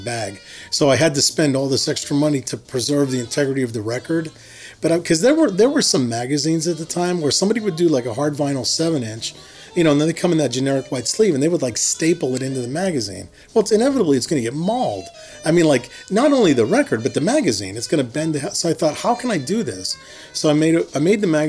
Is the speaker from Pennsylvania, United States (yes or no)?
yes; Harmony, Pennsylvania, United States; moved away as an adult; also born or lived in Pittsburgh, Pennsylvania; now in Oakland, United States; I'm from Hermony, Pennsylvania. I lived there for the first 18 years of my life.